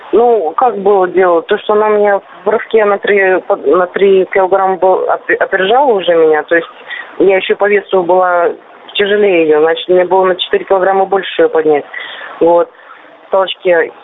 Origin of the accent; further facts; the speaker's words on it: Gai, Orenburg Oblast, Russia; я родилась сама в Оренбургской области недалеко от Казани, 700 километров